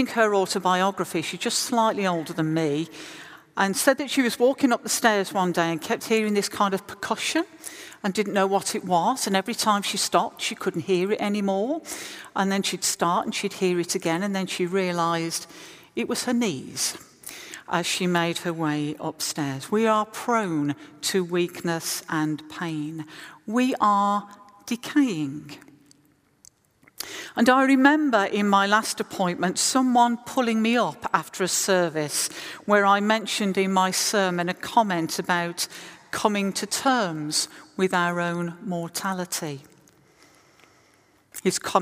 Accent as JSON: {"language": "English", "region": "West Midlands", "country": "United Kingdom", "tie": "born or raised there", "moved": "yes", "said": "I was in the West Midlands, my hometown"}